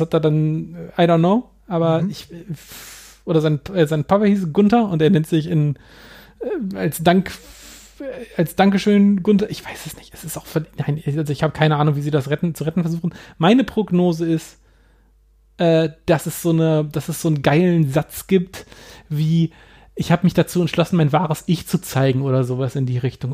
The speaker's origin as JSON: {"language": "German", "town": "Hanover", "region": "Lower Saxony", "country": "Germany", "tie": "born or raised there", "said": "meiner Heimatstadt Hannover"}